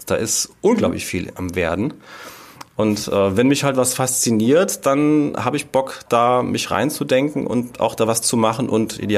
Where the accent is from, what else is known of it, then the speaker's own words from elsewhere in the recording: Rhineland-Palatinate, Germany; hier bei uns